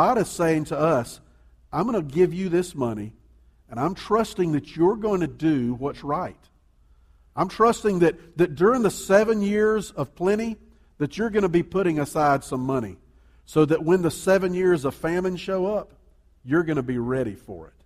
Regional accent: Columbia, South Carolina, United States; I grew up in Columbia, there's a big neighborhood over in West Columbia

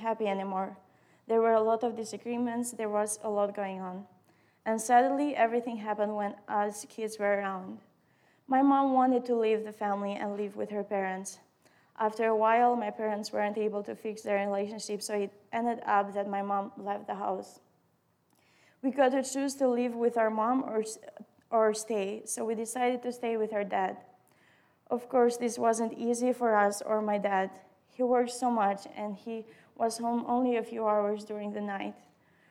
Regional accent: Albania; English is a second language; moved away; I grew up in Albania, and for the most part, I lived with my parents and my siblings.

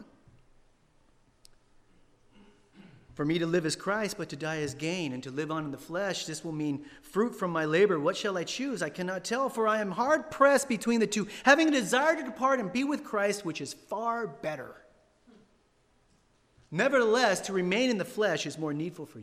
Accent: San Diego, California, United States; moved away; I'm from San Diego

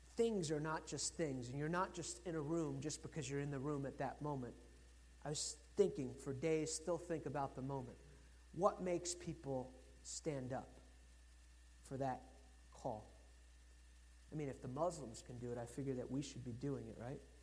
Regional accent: United States; I'm American.

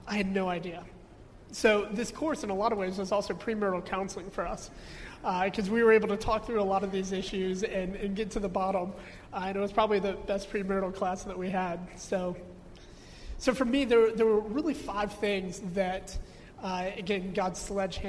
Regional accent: United States; Growing up in America

